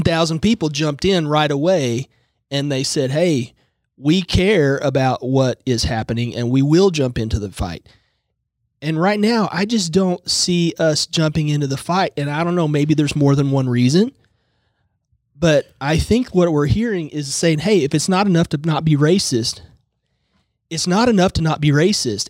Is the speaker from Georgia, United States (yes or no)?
no; Tulsa, Oklahoma, United States; I am from Tulsa